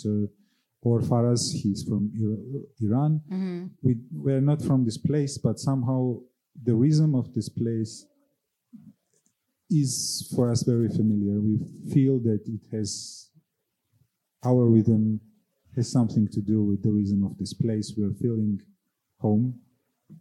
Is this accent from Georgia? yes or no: yes; Georgia; even though it's my home country, still Kutaisi is a place where I've never lived